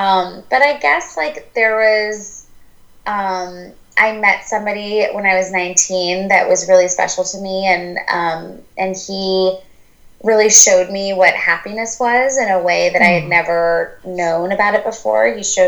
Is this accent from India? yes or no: yes; India; And, I'm Indian and I grew up in a home where everything, my parents are the most amazing